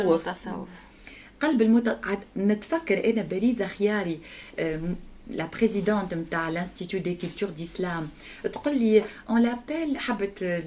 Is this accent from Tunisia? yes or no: yes; Tunisia; كنت انا من تونس